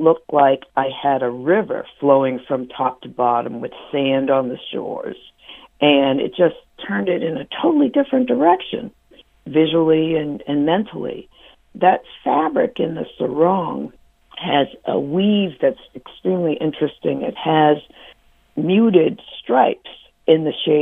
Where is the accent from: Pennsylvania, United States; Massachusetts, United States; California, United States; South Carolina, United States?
Massachusetts, United States; Boston; I'm from Boston, and I got my first apartment